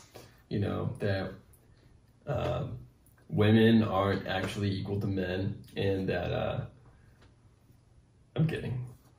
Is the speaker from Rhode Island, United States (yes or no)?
yes; Rhode Island, United States; now in Los Angeles, United States; From growing up in Rhode Island to moving